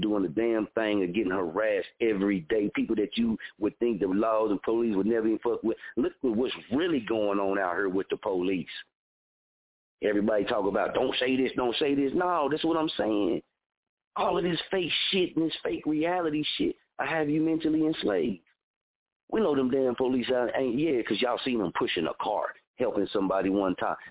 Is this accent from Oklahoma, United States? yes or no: yes; Muskogee, Oklahoma, United States; my hometown since I lived here, born and raised here